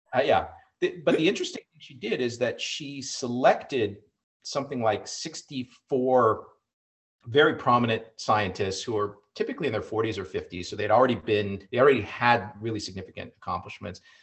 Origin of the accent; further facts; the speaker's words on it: Iowa, United States; growing up in Iowa